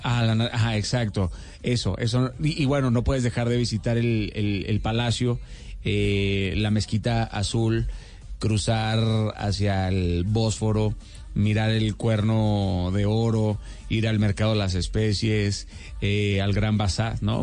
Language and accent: Spanish; Mexico; en México estamos acostumbrados así para servirle